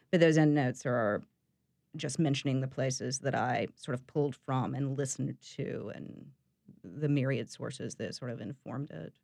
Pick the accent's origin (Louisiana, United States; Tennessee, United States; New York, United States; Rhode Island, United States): Tennessee, United States; East; now in New Orleans, United States; I was born in East Tennessee